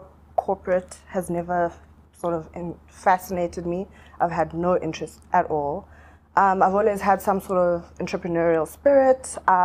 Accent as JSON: {"language": "English", "country": "South Africa", "tie": "born or raised there", "also_born_or_lived": "Zimbabwe", "said": "I was born in Zim while my parents were in exile. I have grown up in South Africa."}